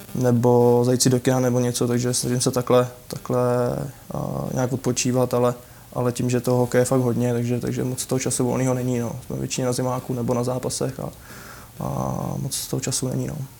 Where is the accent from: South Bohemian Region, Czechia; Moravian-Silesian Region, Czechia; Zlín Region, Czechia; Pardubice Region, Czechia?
Pardubice Region, Czechia; já jsem z Pardubic, hokejový město